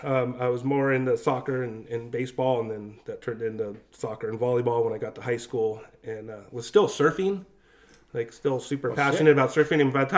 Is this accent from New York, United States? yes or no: no; San Juan Capistrano, California, United States; also born or lived in Long Beach, California / San Clemente, California / Dana Point, California / Kauai, Hawaii; I kind of grew up more as a jock, and I attribute that to where I grew up in San Juan.